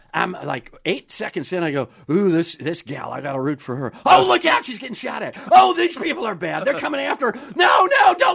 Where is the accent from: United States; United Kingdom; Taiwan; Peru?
United States; Wisconsin; Because I grew up in Wisconsin, a Braves fan. That's how old I am.